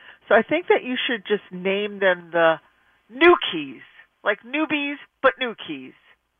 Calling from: Bayville, New York, United States; I'm calling from Bayville, New York.

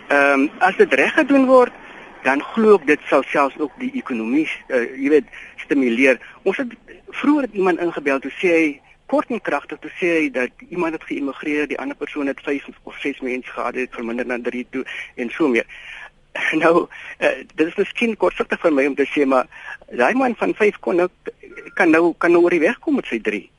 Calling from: Eastern Cape, South Africa; Môre net, ehm um, ja, ek is anoniem van die Ooskaap.

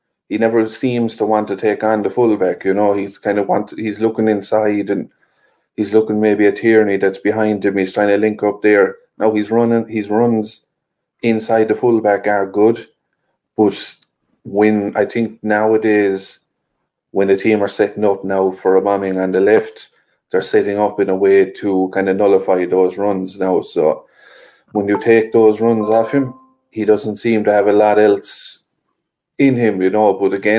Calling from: Limerick, Munster, Ireland; I'm joining from Ireland, Harry, Limerick in Ireland there, so not too far away.

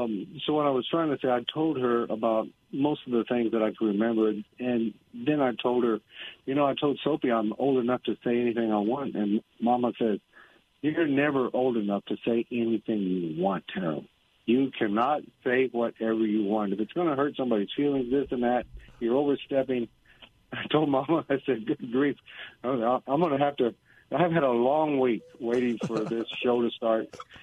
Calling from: San Antonio, Texas, United States; I'm calling from San Antonio.

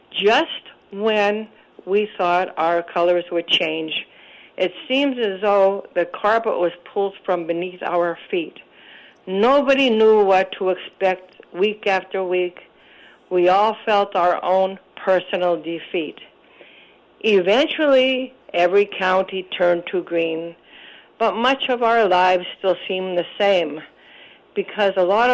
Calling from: Scranton, Pennsylvania, United States; Oh, Robert, I'm hanging in from Scranton.

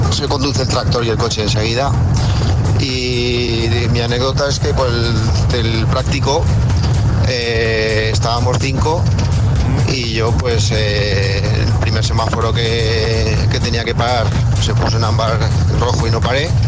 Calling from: Teruel, Aragon, Spain; de Teruel. tengo que decir que cuando me saqué el carnet de conducir

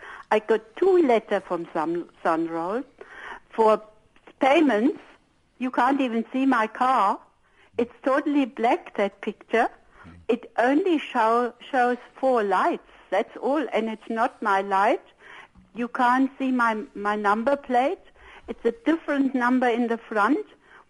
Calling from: Kempton Park, Gauteng, South Africa; I'm calling from Kempton Park.

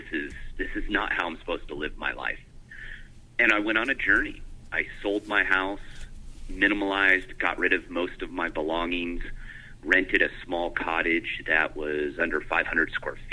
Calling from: Northeast Washington State, United States; I am calling from my house off the grid in Northeast Washington State.

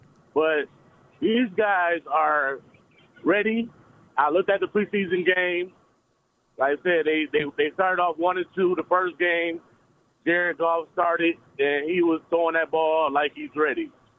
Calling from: Detroit, Michigan, United States; Yeah, I'm calling from Detroit.

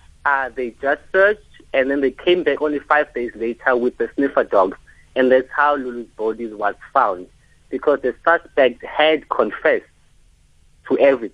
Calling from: Qebega, South Africa; So, I'm from Qebega, right?

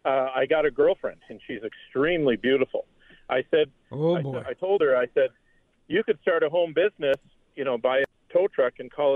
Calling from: Poplar, Wisconsin, United States; also born or lived in Superior, Wisconsin; I'm calling you from the South Shore again. Some flurries, three above in Poplar, Wisconsin.

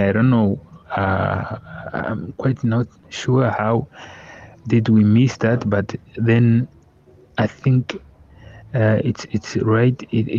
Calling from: Windhoek, Khomas, Namibia; I'm joining you from Namibia in Windhoek here.

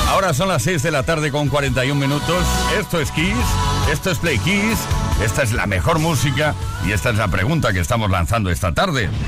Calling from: Valencia, Valencian Community, Spain; Buenas tardes, Fliquis. Eh … de Valencia.

